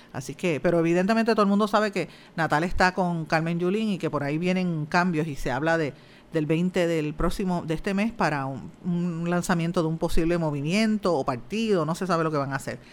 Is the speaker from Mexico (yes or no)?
no; Guaynabo, Puerto Rico; Yo soy de Guainabo